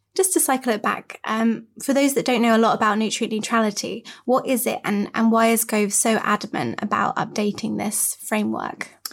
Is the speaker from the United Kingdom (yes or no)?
yes; Cornwall, South West England, United Kingdom; I grew up in Cornwall, which is, you know, quite rural